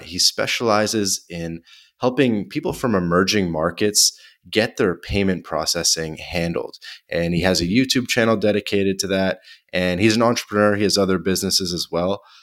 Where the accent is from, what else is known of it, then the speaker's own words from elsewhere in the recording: Canada; also born or lived in Montreal; I'm Canadian